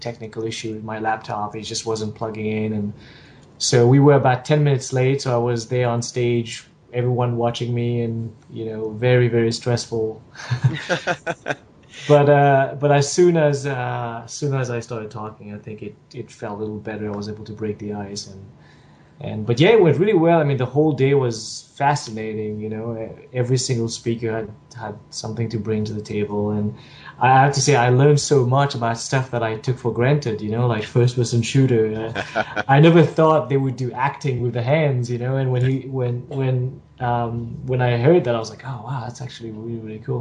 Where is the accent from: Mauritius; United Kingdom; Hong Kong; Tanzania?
Mauritius; moved away as an adult; also born or lived in Singapore; I'm from Mauritius, which is a tiny little island off the coast of Madagascar. And I left Mauritius